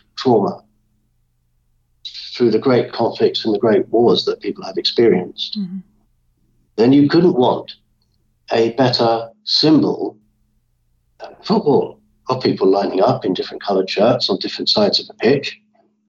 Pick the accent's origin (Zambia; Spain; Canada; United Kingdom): United Kingdom; London; as a child growing up in London